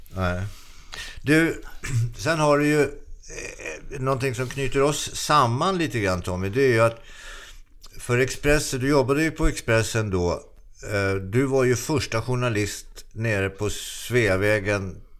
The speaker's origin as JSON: {"language": "Swedish", "town": "Solna", "region": "Stockholm County", "country": "Sweden", "tie": "born or raised there", "said": "Sjövägen i Solna där jag växte upp"}